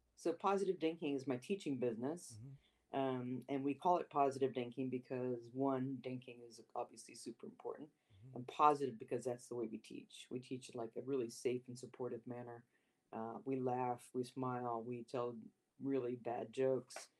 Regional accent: Modesto, California, United States; also born or lived in Sacramento, California; I was uh, born and raised in Modesto, California, which is in the Central Valley of California

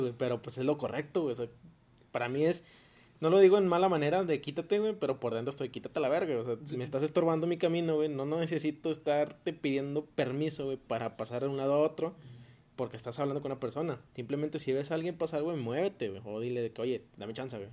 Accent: Mexico; como nosotros mexicanos

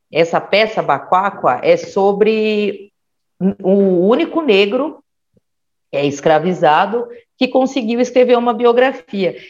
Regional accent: São Bernardo do Campo, São Paulo, Brazil; now in Mauá, Brazil; eu nasci em 1979, dia 13 de dezembro de 79, no Jardim Calupes, em São Bernardo

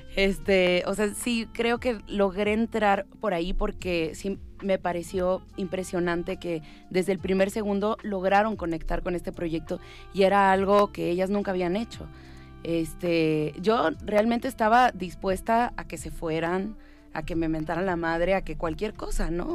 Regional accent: Tijuana, Baja California, Mexico; born or raised there; also born or lived in Cuba / Havana, Cuba

